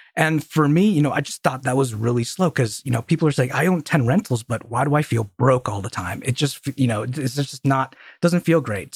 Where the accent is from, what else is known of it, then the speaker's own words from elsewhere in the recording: Colorado Springs, Colorado, United States; I grew up in Colorado Springs